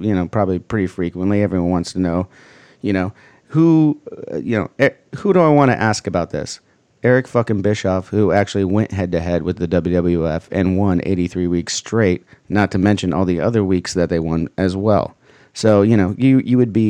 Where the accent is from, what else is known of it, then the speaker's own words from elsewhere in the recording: Huntington Beach, California, United States; we grew up here in Huntington Beach